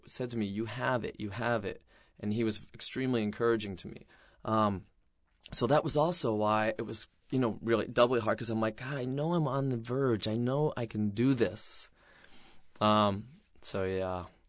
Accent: Mystic, Connecticut, United States; in Mystic, Connecticut, where I grew up

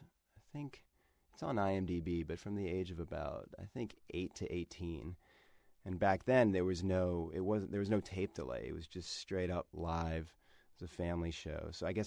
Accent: Bethesda, Maryland, United States; also born or lived in Washington, D.C.; Or Bethesda, Maryland, just outside of D.C.

